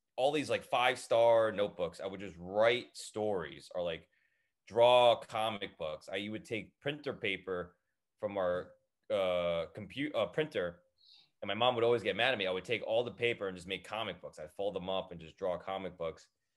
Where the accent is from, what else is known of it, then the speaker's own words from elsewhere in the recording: Edison, New Jersey, United States; I grew up in Edison, New Jersey.